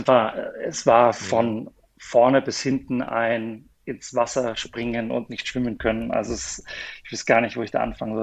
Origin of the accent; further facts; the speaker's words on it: near Mannheim, Baden-Württemberg, Germany; moved away as an adult; also born or lived in Kaiserslautern, Germany / Vienna, Austria / Kuala Lumpur, Malaysia; Bin, bin, Deutscher aus der Nähe von Mannheim